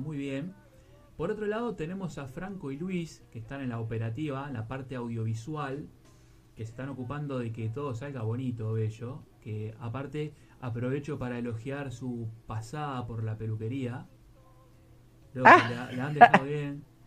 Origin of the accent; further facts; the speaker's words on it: Uruguay; now in Spain; soy uruguayo, estoy en España